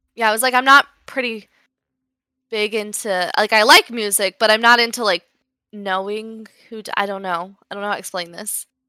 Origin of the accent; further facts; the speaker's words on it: Las Vegas, Nevada, United States; I'm obviously from Las Vegas, so both of my parents work in, they, they have worked in, on the Las Vegas Strip